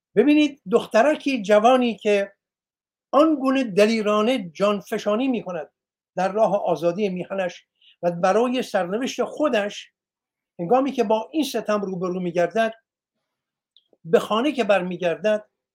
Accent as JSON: {"language": "Persian", "country": "Iran", "said": "من ایرانیم"}